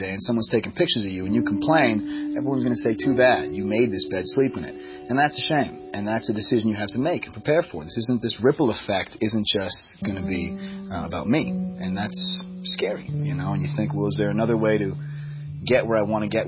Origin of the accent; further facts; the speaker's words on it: Boston, Massachusetts, United States; moved away; also born or lived in Los Angeles; I'm from Boston.